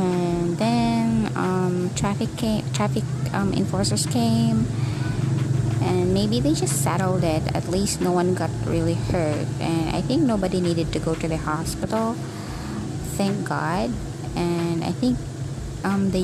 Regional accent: Philippines; I was born and raised here in the Philippines

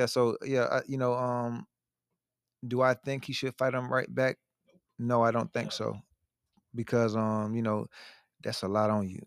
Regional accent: Melbourne, Florida, United States; I'm from Melbourne, Florida

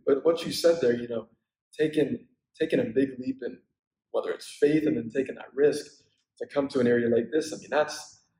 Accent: Pennsylvania, United States; now in Los Angeles, United States; I'm from Pennsylvania

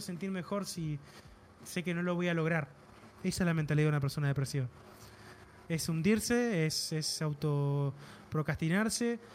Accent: Argentina

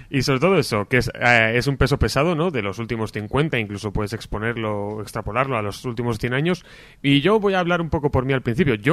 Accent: Palencia, Castile and León, Spain

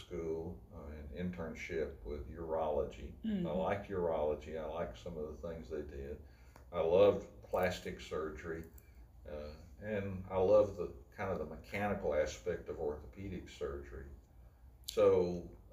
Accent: Nashville, Tennessee, United States; now in Franklin, United States; we settled in Donelson for about 8 years, and that's when I went to grammar school and finished high school

